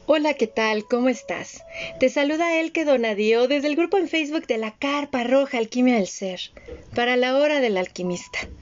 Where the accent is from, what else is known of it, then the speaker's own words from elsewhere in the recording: western Mexico, Mexico; yo como el que, que creció en México occidental